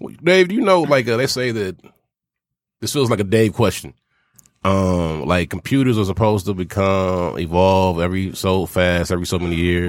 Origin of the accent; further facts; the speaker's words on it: the South, United States; me being born and raised in the South